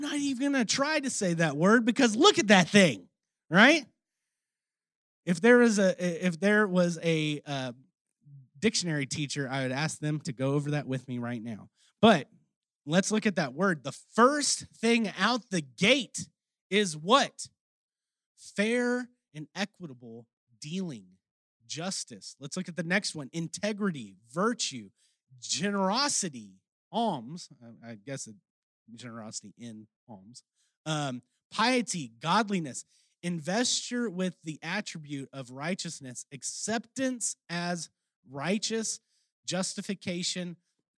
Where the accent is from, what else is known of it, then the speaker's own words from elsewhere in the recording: Texas, United States; accent: Texan; my Texan accent